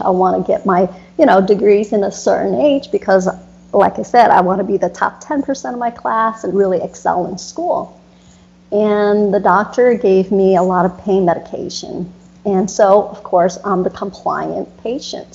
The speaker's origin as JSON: {"language": "English", "country": "United States", "tie": "born or raised there", "also_born_or_lived": "Florida", "said": "growing up in America"}